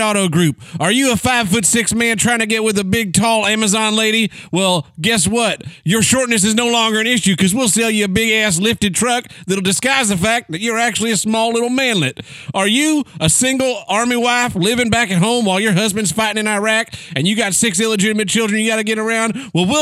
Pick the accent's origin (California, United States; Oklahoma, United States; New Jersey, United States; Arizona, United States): Oklahoma, United States; I'm from Oklahoma.